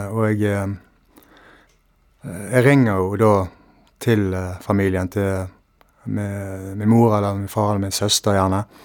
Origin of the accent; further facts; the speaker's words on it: Valestrand, Vestland, Norway; hjemme på Valestrand